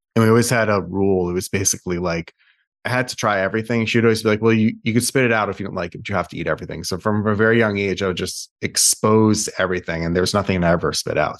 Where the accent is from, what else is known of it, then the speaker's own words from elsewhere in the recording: Westchester, New York, United States; also born or lived in Brooklyn, New York; I was born in Brooklyn, and then I grew up in Westchester, then came back for N Y U.